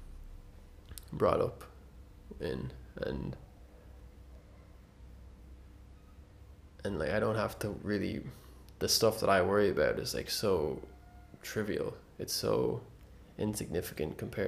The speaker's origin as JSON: {"language": "English", "country": "Ireland", "tie": "born or raised there", "said": "being born and raised in Ireland"}